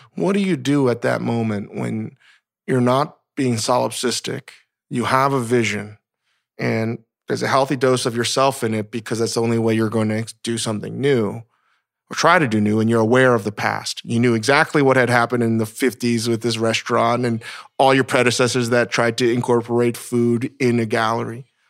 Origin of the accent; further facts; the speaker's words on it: Virginia, United States; As a Korean American growing up in Virginia